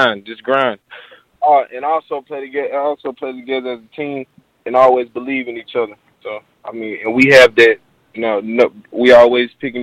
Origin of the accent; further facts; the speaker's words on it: Arkansas, United States; being close to home, playing for my hometown. It'll be great to see me in an Arkansas State jersey